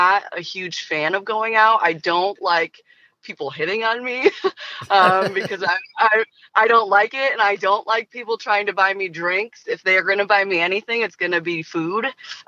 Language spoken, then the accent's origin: English; Detroit, Michigan, United States; Listen, buddy, I'm from Detroit. I know what it's like to lose.